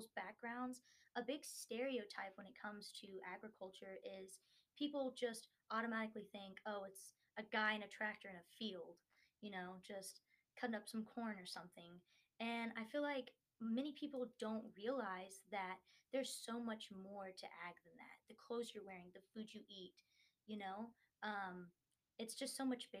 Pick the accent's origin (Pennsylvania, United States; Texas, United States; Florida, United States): Texas, United States; Whitney; I'm from a very small town called Whitney, Texas